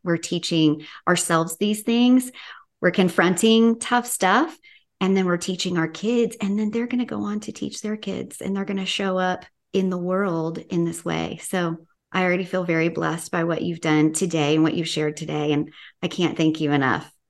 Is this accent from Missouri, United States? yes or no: no; Tennessee, United States; I'm from Tennessee